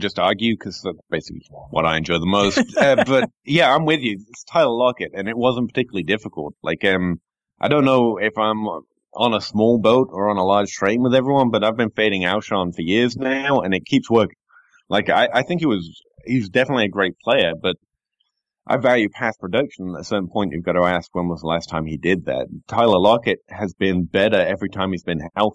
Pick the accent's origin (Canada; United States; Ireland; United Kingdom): United Kingdom; England; moved away; I'm English here